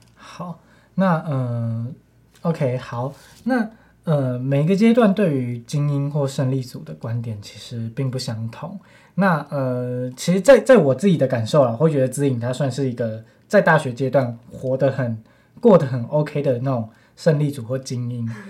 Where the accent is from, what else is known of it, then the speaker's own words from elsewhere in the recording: Taiwan; 身为华裔，身为嗯。台湾人的我们